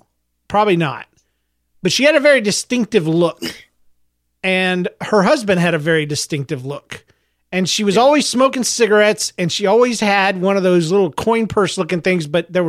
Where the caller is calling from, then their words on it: North Carolina, United States; I'm a listener from North Carolina, and I'm very pumped that y'all are back.